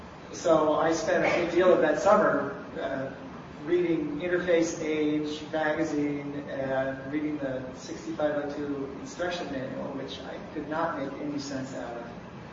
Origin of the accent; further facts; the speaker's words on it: Pelham, New York, United States; I grew up in Pelham, New York, in a high school that had no electronics, wasn't even a Radio Shack in town.